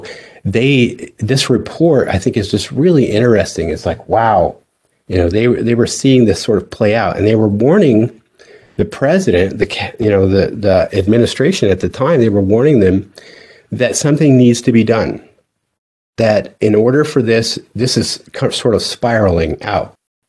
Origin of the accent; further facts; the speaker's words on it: the West, United States; now in US South; so I grew up in the West, and I came over here to the South because of the Navy.